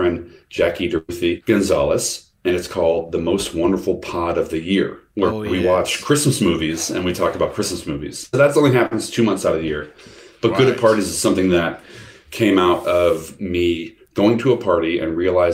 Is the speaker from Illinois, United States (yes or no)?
yes; the Midwest, Illinois, United States; I'm from the Midwest, and that is a region, Illinois, that's like in the middle of the country